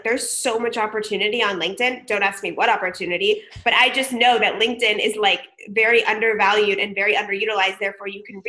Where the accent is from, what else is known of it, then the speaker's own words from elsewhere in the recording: San Diego, California, United States; As we mentioned, I grew up in San Diego.